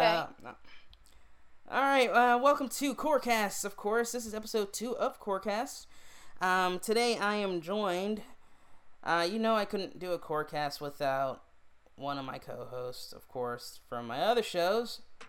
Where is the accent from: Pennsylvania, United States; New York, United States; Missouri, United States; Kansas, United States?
New York, United States; I'm originally from New York.